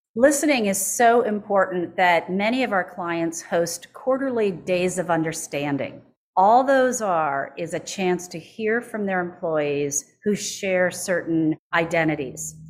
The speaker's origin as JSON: {"language": "English", "town": "Minneapolis", "region": "Minnesota", "country": "United States", "tie": "born or raised there", "said": "Minneapolis, which is my hometown"}